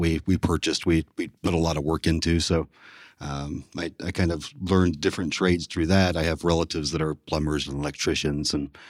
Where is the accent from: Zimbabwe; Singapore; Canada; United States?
United States; Huntington, West Virginia; also born or lived in Columbus, Ohio; Well, I grew up just outside of Huntington, West Virginia. I attended school up to the high school in Huntington, and then I moved to Columbus, Ohio to attend Columbus College of Art and Design.